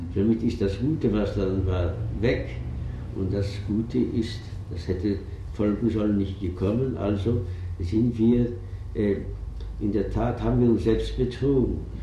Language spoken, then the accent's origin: German; Vienna, Austria; moved away; also born or lived in Zabolotiv, Ukraine; wir Juden waren Österreicher